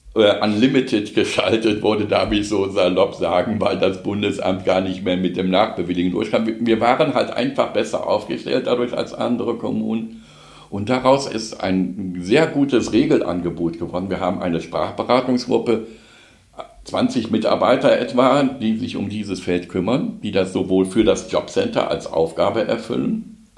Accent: Cologne, North Rhine-Westphalia, Germany; moved away as an adult; now in Wuppertal, Germany; als Kölner

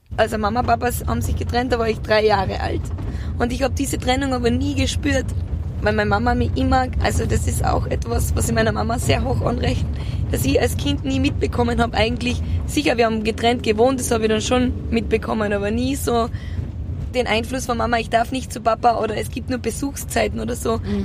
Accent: Austria; in das Haus zum Bauernhof, wo ich aufgewachsen bin. Und zwar auf der Nostra

